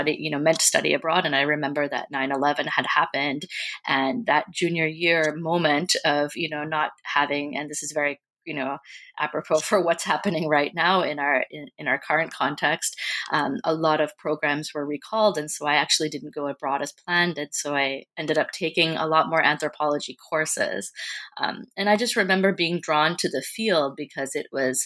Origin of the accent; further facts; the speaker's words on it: United States; as a Sri Lankan American, and growing up in the United States